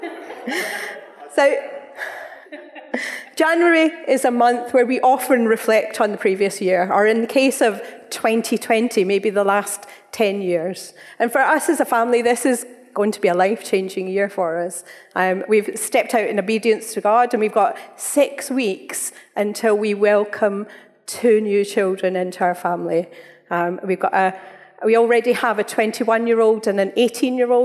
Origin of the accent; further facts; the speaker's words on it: Scotland, United Kingdom; we're Scottish